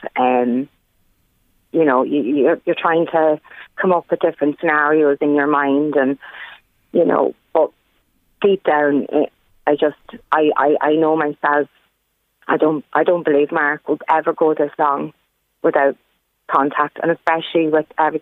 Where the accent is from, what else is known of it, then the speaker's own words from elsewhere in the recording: Ireland; We grew up in Parnell Park